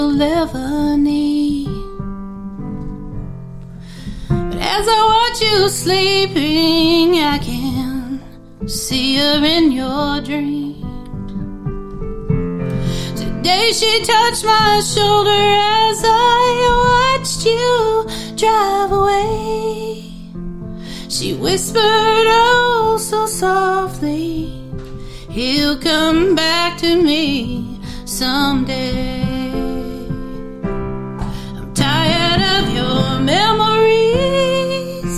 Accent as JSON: {"language": "English", "region": "Tennessee", "country": "United States", "tie": "born or raised there", "said": "I became... a Tennessee girl. I grew up here, and it's just in my accent, and it's not going away"}